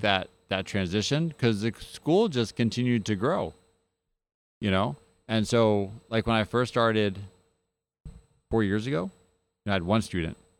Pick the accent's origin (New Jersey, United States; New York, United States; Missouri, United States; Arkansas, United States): New Jersey, United States; now in Mississippi, United States; I come from New Jersey